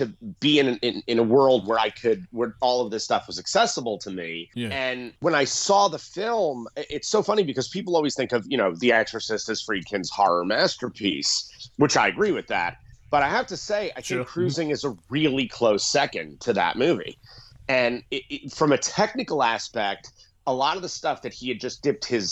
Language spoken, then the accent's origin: English; New York City, New York, United States; And I grew up in New York City.